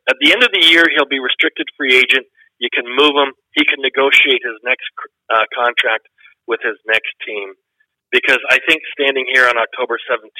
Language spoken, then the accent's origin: English; Canada; as a Canadian, you're supposed to cheer for Canadian teams.